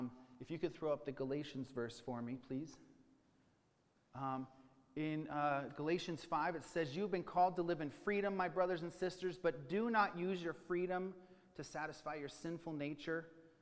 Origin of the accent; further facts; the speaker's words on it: California, United States; now in Idaho, United States; I'm not from Idaho, moved here in 2016. Pretend you didn't hear all of that, especially when you find out that I came from California.